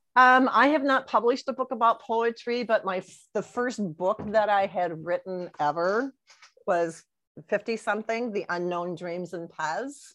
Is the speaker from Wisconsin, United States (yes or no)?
yes; near the St. Paul-Minneapolis border, Wisconsin, United States; moved away as an adult; now in Colonie, United States; I am originally from Wisconsin, up by the St. Paul, Minneapolis border area. And uh, so that is my home area.